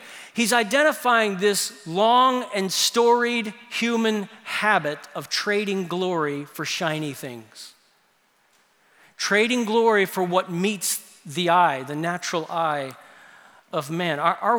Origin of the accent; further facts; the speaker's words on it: New Orleans, Louisiana, United States; in my hometown of New Orleans